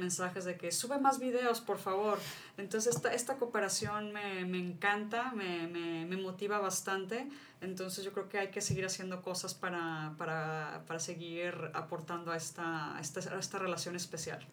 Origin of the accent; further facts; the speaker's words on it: Mexico; mi país